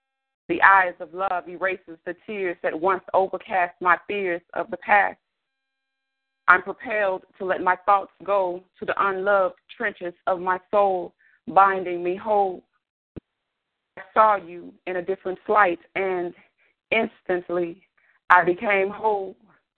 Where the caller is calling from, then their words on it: Arlington, Texas, United States; I am calling from Arlington, Texas.